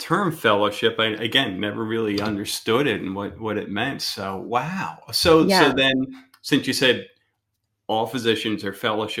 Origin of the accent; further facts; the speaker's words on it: Philadelphia, Pennsylvania, United States; now in Southwest Florida, United States; I come from Philadelphia